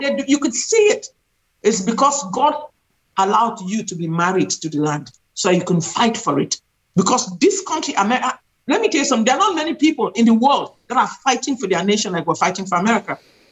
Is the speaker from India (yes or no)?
no; Cameroon; now in United States; I've lived in this country for 30 years. I'm originally from Central Africa, Cameroon.